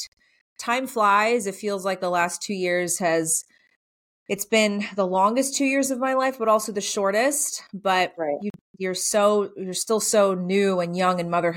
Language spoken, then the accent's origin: English; South Georgia, United States; also born or lived in San Francisco / Virginia; now in Middle Tennessee, United States; I grew up in South Georgia, so not too far away from here.